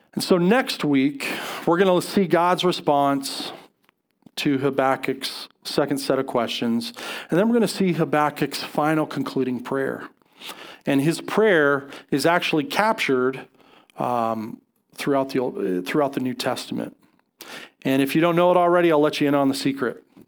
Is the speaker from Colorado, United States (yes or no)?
yes; Colorado, United States; I grew up, I grew up in Colorado